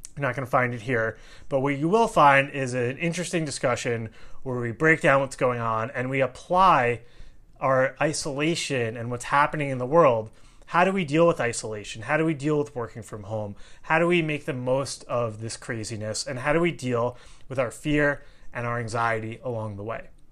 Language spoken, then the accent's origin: English; Long Island, New York, United States; I grew up on Long Island, about an hour outside the city.